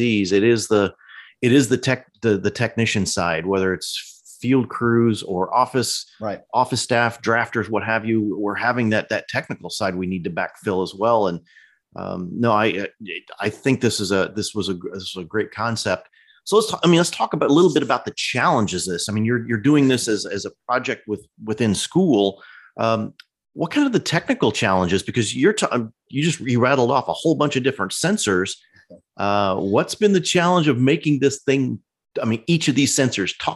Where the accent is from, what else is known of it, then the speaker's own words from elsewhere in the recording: Central Illinois, United States; I grew up in Central Illinois.